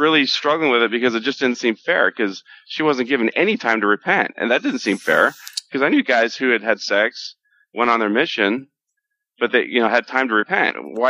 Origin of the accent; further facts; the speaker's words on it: Southern California, United States; when I was growing up in Southern California.